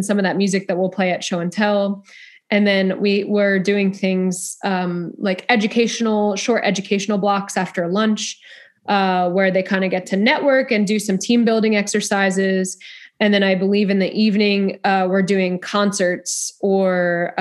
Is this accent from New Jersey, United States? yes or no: yes; Freehold, New Jersey, United States; moved away as an adult; also born or lived in Delaware / Duluth, Minnesota; now in Texas, United States; I grew up in New Jersey, actually. So a town called Freehold, New Jersey.